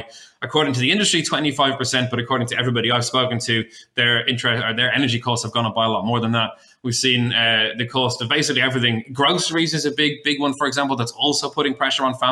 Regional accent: Ireland; moved away as an adult; now in Australia; I'm from Ireland originally. I've been living here 12 years

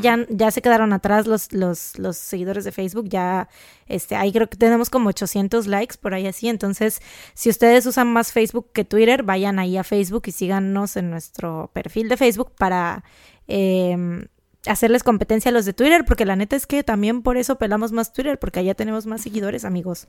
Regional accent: Jarocha, Veracruz, Mexico; somos jarochas

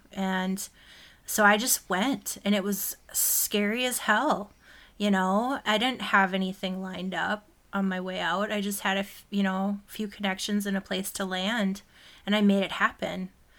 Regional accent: Minneapolis, Minnesota, United States; moved away as an adult; also born or lived in Los Angeles; I had a career in my hometown for over 10 years before I went to L.A.

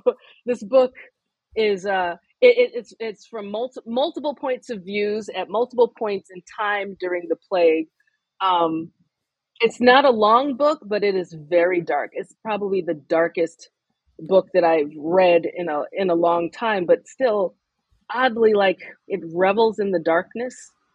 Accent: United States; for me as a Nigerian American writer who is being published in predominantly North America.

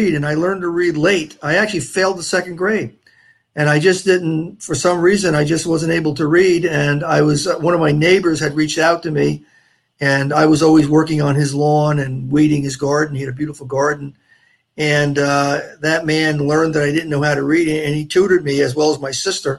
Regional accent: New Jersey, United States; also born or lived in Port St. Lucie area, Florida; now in Florida, United States; I'm from New Jersey originally. I'm a Jersey Shore boy.

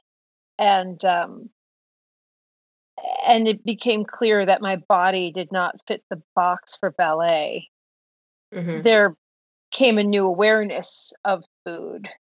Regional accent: Downingtown, Pennsylvania, United States; I grew up in suburban Pennsylvania, Downingtown

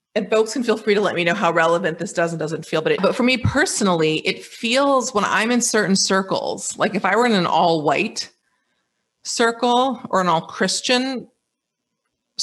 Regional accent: United States; moved away as an adult; now in Dakar, Senegal; a U.S. citizen who's based in West Africa

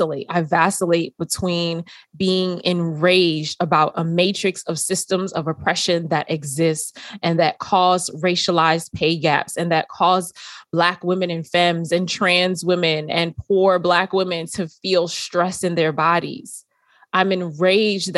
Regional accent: New York City, New York, United States; When I grew up in New York City

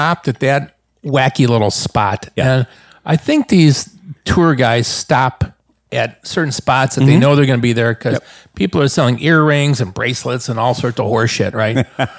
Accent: Cleveland, Ohio, United States; I'm from Cleveland, Ohio.

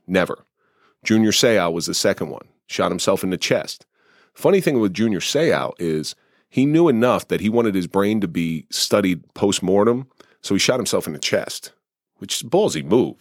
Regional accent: New Jersey, United States; I grew up in South Jersey

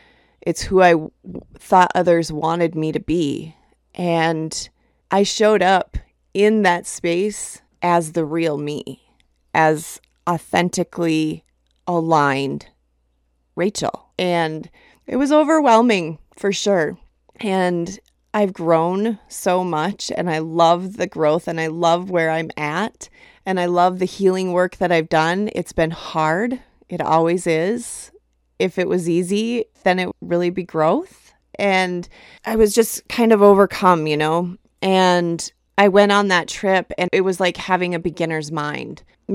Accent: Minnesota, United States; now in Colorado, United States; So a few weeks back, I made a trip to Minnesota, which is where I'm from originally. I was born and raised in Minnesota. And I haven't really been back since moving to Colorado.

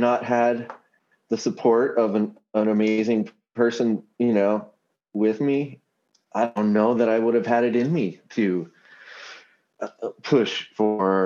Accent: Seattle, Washington, United States; my hometown

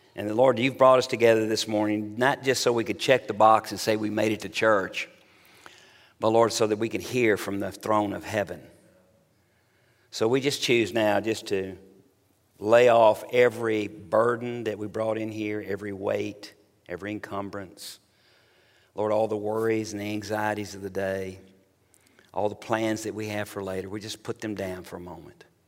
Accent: Tennessee, United States; moved away as an adult; also born or lived in Little Rock, Arkansas / Oxford, Mississippi; now in Dallas, United States; I was born actually in Little Rock, Arkansas, lived all my primary, uh, junior high and high school years in, on a ranch in Tennessee

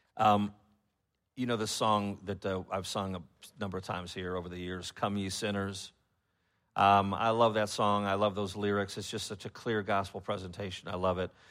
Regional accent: Chicago, Illinois, United States; moved away; I'm from Chicago, and I know that the culture has changed, uh, since I've been up there

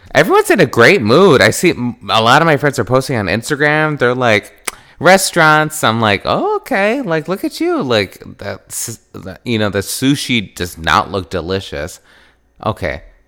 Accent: Wisconsin, United States; I grew up in Wisconsin

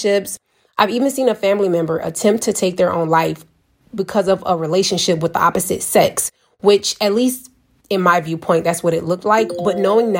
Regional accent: Savannah, Georgia, United States; moved away as an adult; now in Kazakhstan; I'm from Savannah, Georgia, and in the environment and surroundings I grew up

